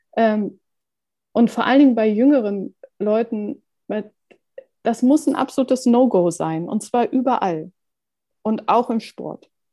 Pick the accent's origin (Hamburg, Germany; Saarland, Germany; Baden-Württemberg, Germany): Hamburg, Germany; als Hamburger